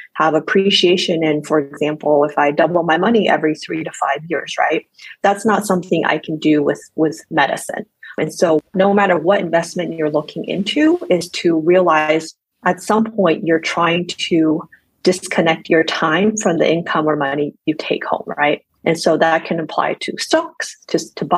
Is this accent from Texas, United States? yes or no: yes; Texas, United States; I'm from Texas